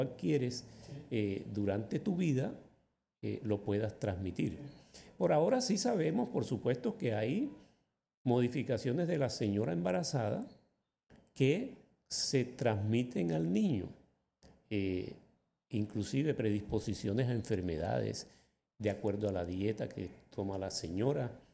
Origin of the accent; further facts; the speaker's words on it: Magangué, Bolívar, Colombia; also born or lived in San Marcos, Sucre; cuando tenía yo cerca de un año, mis padres se mudaron a Magangué, a la orilla del río Magdalena, y allí fue donde yo crecí. Realmente yo crecí fue en Magangué.